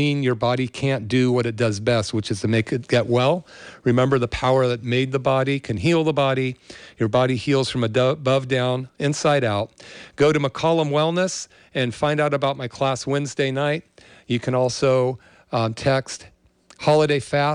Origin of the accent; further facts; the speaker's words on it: Berkeley, California, United States; now in Santa Cruz, United States; I grew up in the Berkeley area during the People's Park era